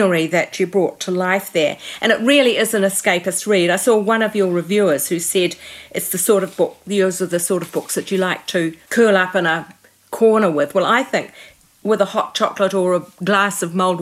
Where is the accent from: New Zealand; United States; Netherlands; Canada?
New Zealand; I've lived my whole life in New Zealand